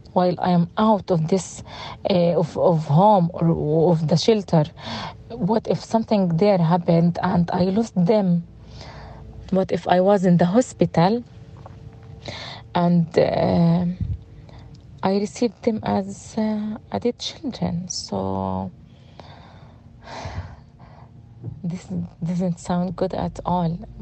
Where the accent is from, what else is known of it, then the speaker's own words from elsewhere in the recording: Gaza City, Gaza Strip, Palestine; English is a second language; moved away as an adult; also born or lived in Khan Yunis; now in Rafah, Palestine; I'm from Gaza city